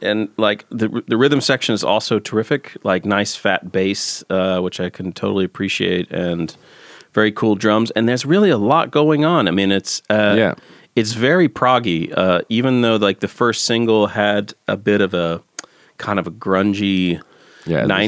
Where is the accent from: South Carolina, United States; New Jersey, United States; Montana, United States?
South Carolina, United States; I'm from South Carolina